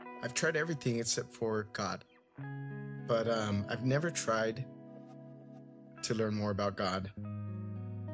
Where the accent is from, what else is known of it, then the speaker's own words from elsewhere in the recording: Fillmore, California, United States; I was born and raised in Fillmore